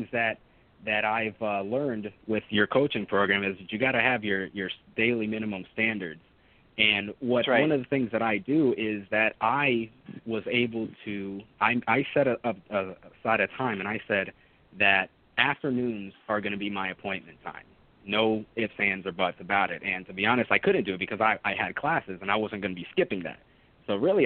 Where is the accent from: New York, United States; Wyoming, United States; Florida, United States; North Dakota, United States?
Florida, United States; Orlando; also born or lived in Jacksonville / Puerto Rico; I grew up in Orlando, moved to Jacksonville to study chemistry